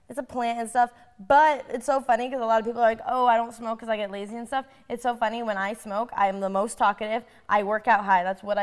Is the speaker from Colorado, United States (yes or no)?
yes; Colorado, United States; we grew up in Colorado